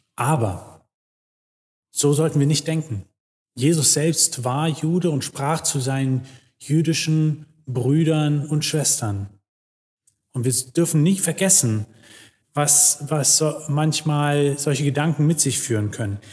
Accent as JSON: {"language": "German", "country": "Germany", "said": "wir als Deutsche"}